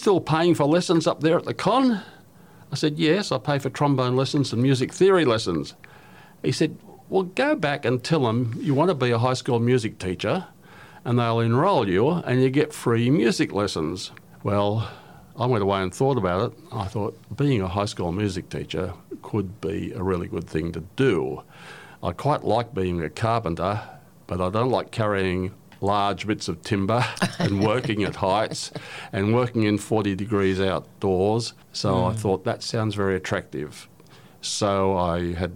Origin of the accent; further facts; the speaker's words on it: Newcastle, New South Wales, Australia; also born or lived in Glen Innes / London / Wagga Wagga / Mayfield; I was born in Waratah just before the Second World War, and I lived in Waratah until my mid-20s